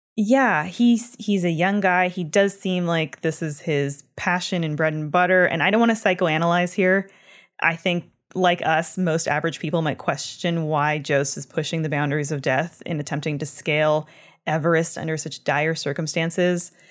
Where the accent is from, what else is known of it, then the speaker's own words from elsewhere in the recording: Canada; I'm from Canada